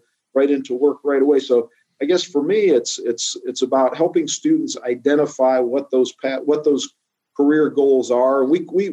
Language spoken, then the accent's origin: English; Norwalk, Ohio, United States; I'm from Norwalk. I'm just up Route 250 there, out of Ashland, in Norwalk.